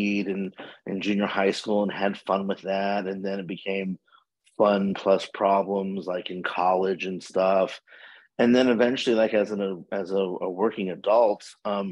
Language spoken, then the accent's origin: English; Washington, District of Columbia, United States; moved away as an adult; now in Fort Lauderdale, United States; I am originally from Washington, D.C., and I have been living in Fort Lauderdale, Florida, for about 32 years